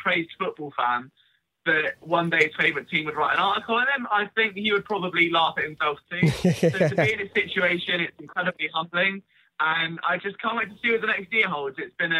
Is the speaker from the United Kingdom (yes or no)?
yes; England, United Kingdom; I'm British and, you know, living in England.